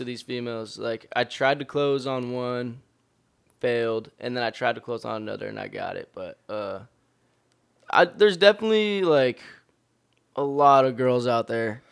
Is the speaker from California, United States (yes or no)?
yes; Long Beach, California, United States; also born or lived in Torrance; we were all born in Torrance, but we were all raised in Long Beach.